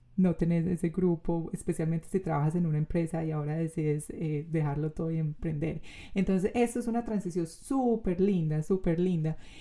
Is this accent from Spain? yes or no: no; Colombia